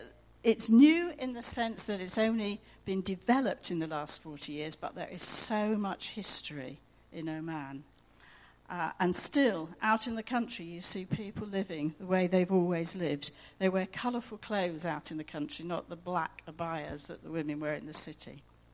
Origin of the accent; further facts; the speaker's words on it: Egypt; born there; also born or lived in Iran; I was born in Egypt and I was born again. I became a Christian living in Iran.